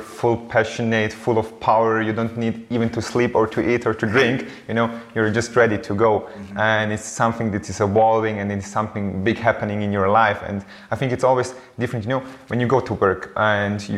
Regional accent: Eastern Switzerland, Switzerland; I was born in Switzerland and grew up always here in the eastern part of Switzerland

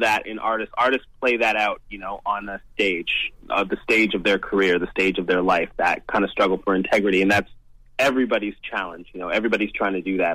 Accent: London, Ontario, Canada; London, Ontario, man. That's my hometown

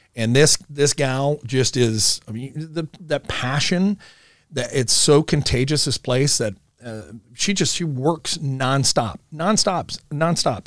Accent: Omaha, Nebraska, United States; I grew up in Millard, and, uh, in this area, as, as a matter of fact, down the street

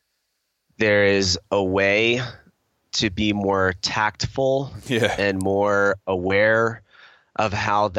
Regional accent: United States; I'm American

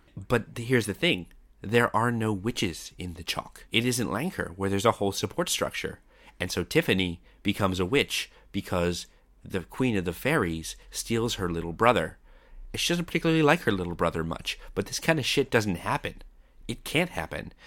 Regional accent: Canada; I'm Canadian

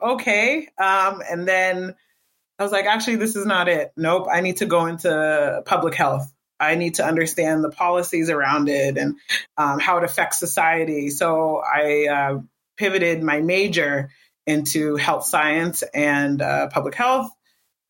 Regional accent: Boston, Massachusetts, United States; moved away as an adult; also born or lived in New Jersey; I was born in Jersey, New Jersey, and then we were raised in Boston up until, I didn't leave Boston until my final year of university

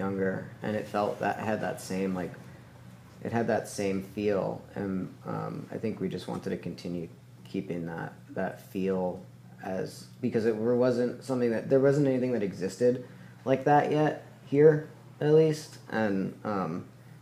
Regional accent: Tucson, Arizona, United States; also born or lived in New York; I'm from New York, but I moved to Tucson and grew up there

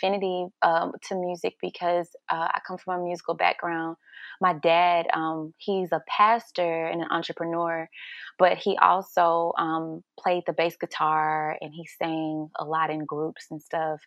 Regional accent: Houston, Texas, United States; I'm originally from Houston, Texas.

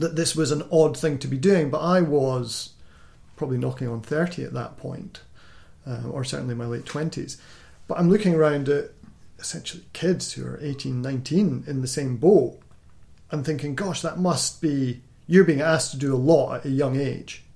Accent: Scotland, United Kingdom; I'm from Scotland, so our, our education system's slightly different

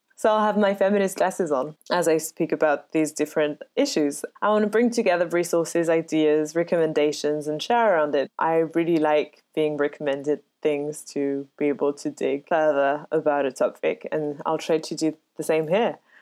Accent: Paris, Île-de-France, France; moved away as an adult; now in United Kingdom; I was born and raised in Paris

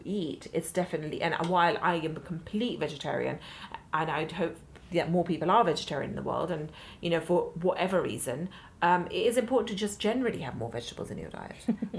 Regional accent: London, United Kingdom; I think as an Indian growing up in London

